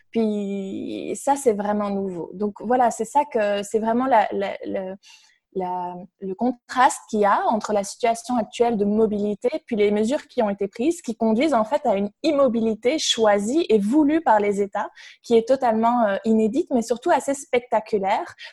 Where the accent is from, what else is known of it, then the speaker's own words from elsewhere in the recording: Belgium; moved away as an adult; also born or lived in Canada; Puis moi, je suis belge, donc j'ai beaucoup travaillé sur la Belgique.